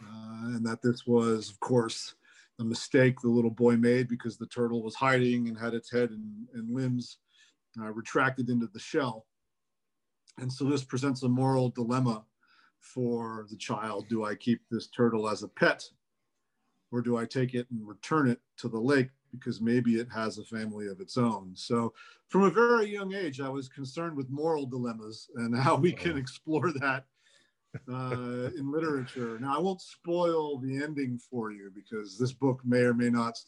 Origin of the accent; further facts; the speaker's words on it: Bethlehem, Pennsylvania, United States; born there; I was born in Bethlehem at St. Luke's, but my parents did live together as graduate students.